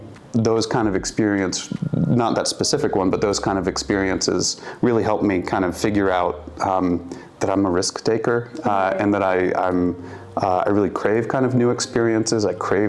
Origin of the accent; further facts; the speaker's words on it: Arkansas, United States; moved away; also born or lived in Johnson City, Tennessee / Memphis, Tennessee / Kenya; I really mostly kind of identify as an Arkansan